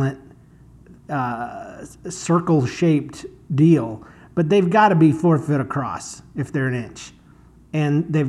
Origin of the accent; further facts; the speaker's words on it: Florida, United States; now in St. Louis, United States; I'm from Florida, and it is so dang hot